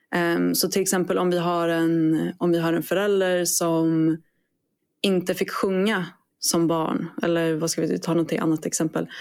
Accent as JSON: {"language": "Swedish", "country": "Sweden", "moved": "yes", "lives_now": "Australia", "said": "jag är svensk"}